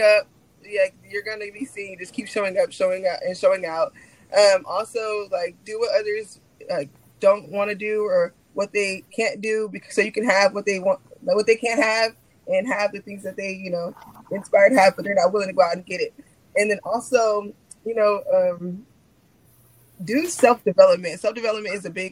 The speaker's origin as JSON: {"language": "English", "town": "Corpus Christi", "region": "Texas", "country": "United States", "tie": "born or raised there", "moved": "yes", "lives_now": "Houston, United States", "said": "my hometown city"}